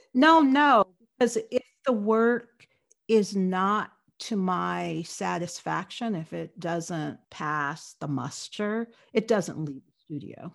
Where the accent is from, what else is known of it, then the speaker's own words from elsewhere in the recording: Los Angeles, California, United States; I grew up in Los Angeles